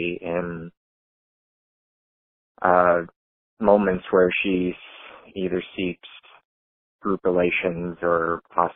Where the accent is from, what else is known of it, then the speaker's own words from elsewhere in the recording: Iowa, United States; I'm from Iowa